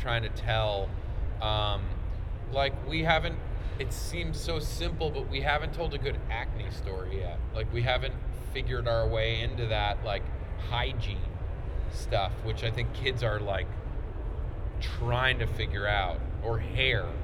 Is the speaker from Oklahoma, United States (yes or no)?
no; Rye, New York, United States; Andrew and I grew up in Westchester. I grew up in Rye